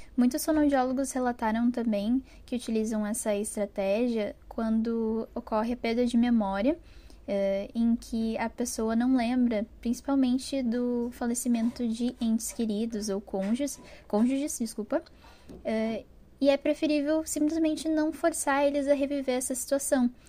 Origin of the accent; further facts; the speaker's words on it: Porto Alegre, Rio Grande do Sul, Brazil; eu sou de Porto Alegre, no Rio Grande do Sul